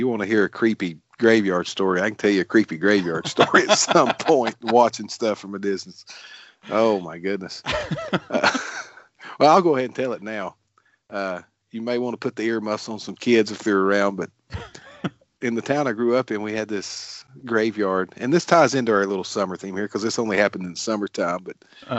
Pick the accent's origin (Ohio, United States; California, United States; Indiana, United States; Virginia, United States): Virginia, United States; Glade Spring; We grew up in Glade Spring, Virginia, very small town.